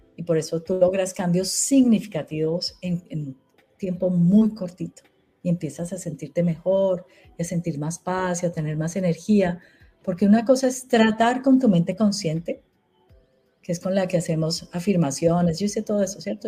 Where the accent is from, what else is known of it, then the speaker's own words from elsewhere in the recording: Colombia; En Colombia